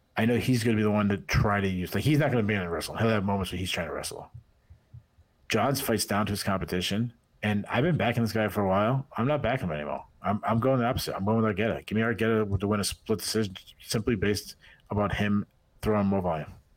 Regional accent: New England, United States; I'm from New England

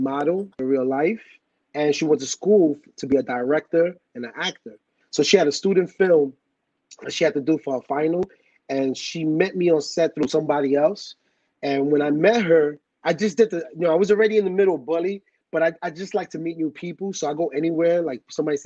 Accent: New York City, New York, United States; on my block where I grew up in the Bronx

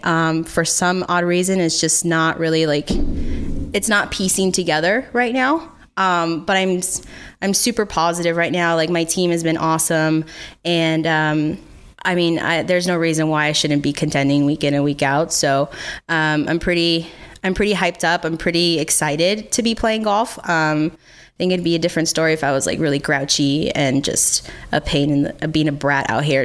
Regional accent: United States; as an American

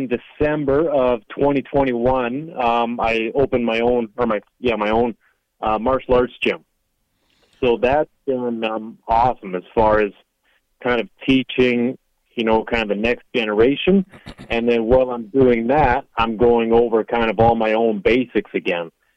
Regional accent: Canada; I've fought in my home country, obviously in like Toronto, Canada

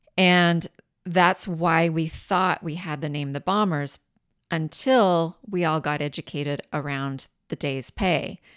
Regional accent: Richland, Washington, United States; also born or lived in Tacoma; I grew up in Richland

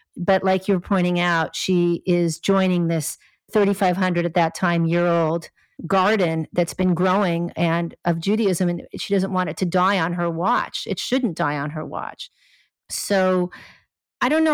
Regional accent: Los Angeles, California, United States; I grew up in Los Angeles

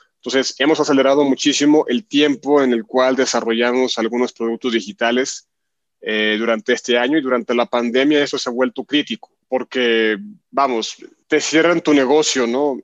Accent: Guadalajara, Jalisco, Mexico; acá en México, en Guadalajara, donde yo nací precisamente.

